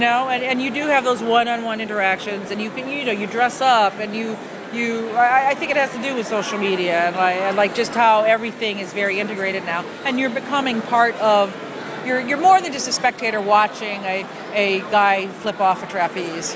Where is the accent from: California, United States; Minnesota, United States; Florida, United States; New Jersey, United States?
New Jersey, United States; I, am also a child of Jersey